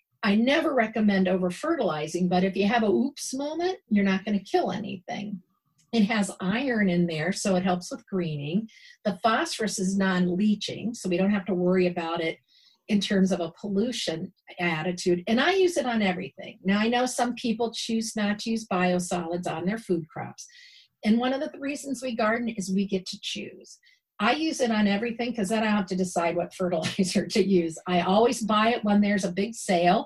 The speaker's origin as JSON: {"language": "English", "region": "Ohio", "country": "United States", "moved": "yes", "lives_now": "Milwaukee, United States", "said": "I'm originally from Ohio"}